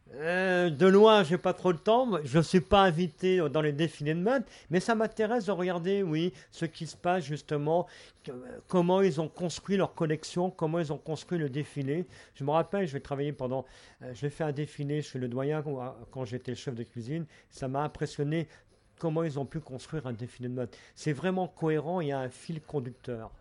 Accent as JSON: {"language": "French", "region": "Brittany", "country": "France", "said": "je suis breton, je viens de la rivière d'Etel, un petit village où on appelait ça le vieux passage"}